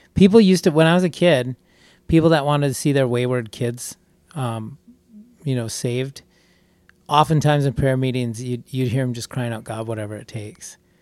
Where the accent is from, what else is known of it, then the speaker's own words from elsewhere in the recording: Wisconsin, United States; we're from Wisconsin